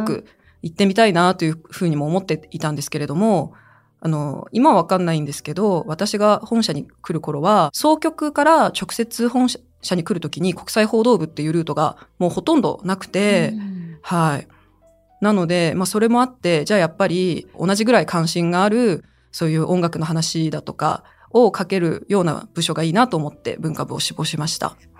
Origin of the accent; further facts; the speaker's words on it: China; now in Japan; 私が中国出身ということ